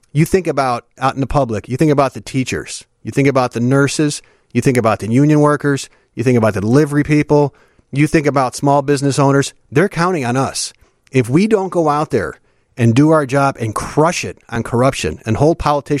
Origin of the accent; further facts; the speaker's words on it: Park Ridge, Illinois, United States; also born or lived in Chicago; So I'm from Chicago. I was born actually south side, moved up to the northwest side when I was pretty young, and then we settled in Park Ridge when I was in middle school